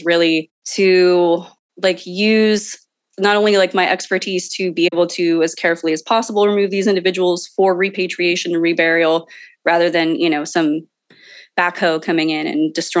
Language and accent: English; San Jose, California, United States; now in Sacramento, United States; I live in Sacramento, California, but I was born and raised in San Jose, California, in the Silicon Valley